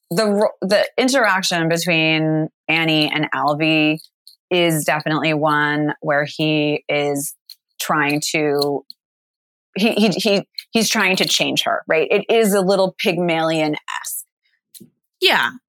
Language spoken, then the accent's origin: English; New York, United States; now in Los Angeles, United States; And now that I live in LA as a New Yorker, I have even more appreciation for those moments.